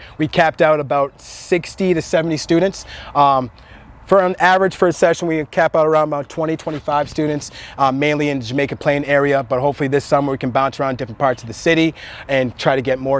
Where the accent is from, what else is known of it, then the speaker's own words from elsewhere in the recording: Nigeria; I'm actually from Nigeria